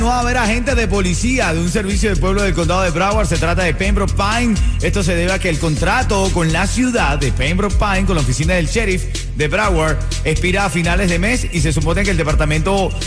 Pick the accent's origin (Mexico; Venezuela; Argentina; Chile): Venezuela; now in Miami, United States; Yo vengo de Venezuela que habían secuestros, los llamados secuestros expresos